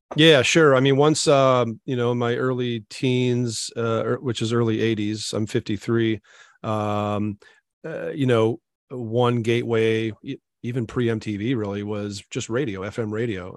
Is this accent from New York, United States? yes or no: no; Maquoketa, Iowa, United States; I grew up in Iowa, so there was, of course, I lived in a little town called Macokota